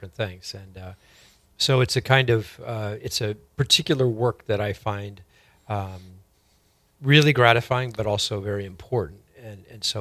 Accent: San Francisco, California, United States; moved away as an adult; now in Fargo, United States; I'm from San Francisco originally, and came to the Fargo Diocese in the early 90s

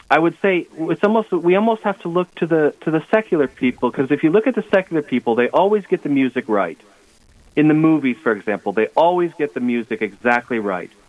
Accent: Adrian, Minnesota, United States; I'm a junior at Mount Marty College, and I'm originally from Adrian, Minnesota.

